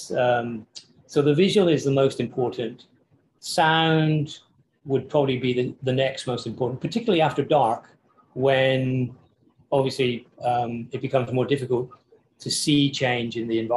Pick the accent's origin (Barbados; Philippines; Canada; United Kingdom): United Kingdom; England; I say taste because I'm English and you know we don't really care about food.